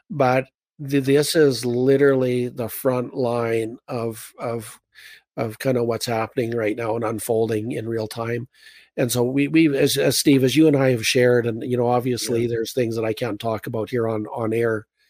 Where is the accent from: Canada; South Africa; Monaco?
Canada